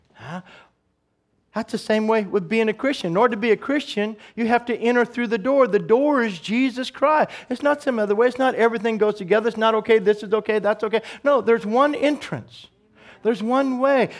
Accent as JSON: {"language": "English", "country": "United States", "said": "as an American"}